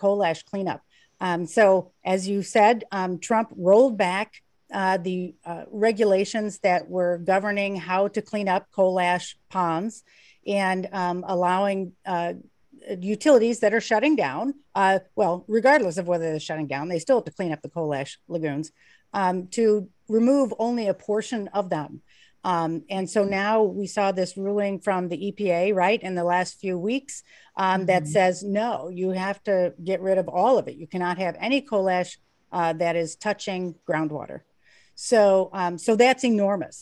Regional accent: Beverly Shores, Indiana, United States; I grew up in Beverly Shores

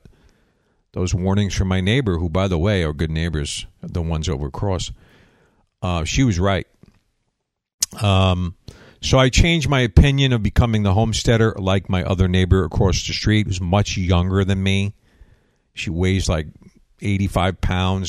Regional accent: Long Island, New York, United States; moved away as an adult; now in Florida, United States; I'm from Long Island, guy. I know humidity

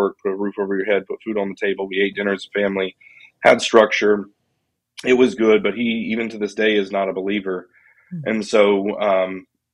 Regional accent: Colorado Springs, Colorado, United States; I was born in Colorado Springs, Colorado

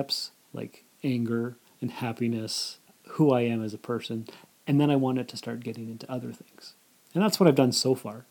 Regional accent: Sault Ste. Marie, Ontario, Canada; moved away as an adult; also born or lived in North Bay; now in Timmins, Canada; I was born and raised in Sault Ste. Marie

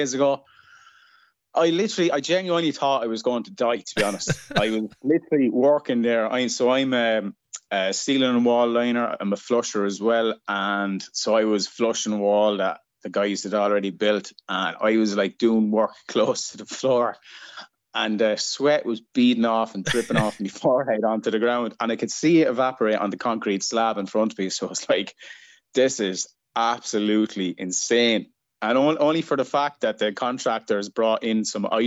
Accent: Kilkenny, Leinster, Ireland; moved away as an adult; now in Perth, Australia; I'm Irish. I'm from Ireland. I'm from a place called Kilkenny in the southeast of the country

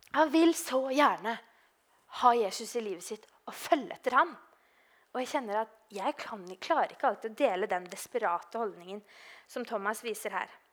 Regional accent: Oslo, Norway; moved away; i Oslo, da. Eh, der jeg er fra

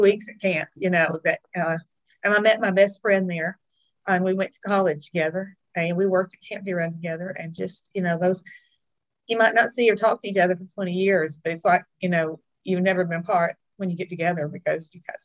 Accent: Texas, United States; I'm from Texas

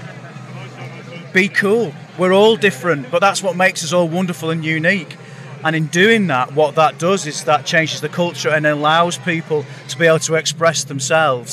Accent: Lancashire, North West England, United Kingdom; all of us are from Lancashire

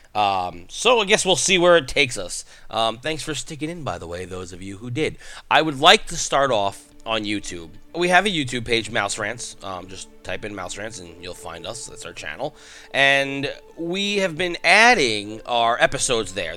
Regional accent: New York, United States; I'm from New York

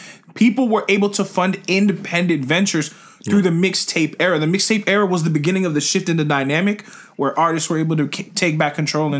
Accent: Florida, United States; We're from Florida.

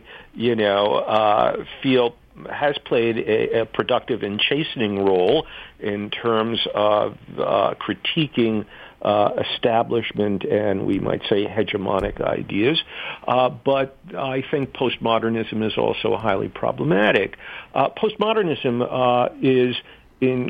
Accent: New York City, New York, United States; growing up in New York City

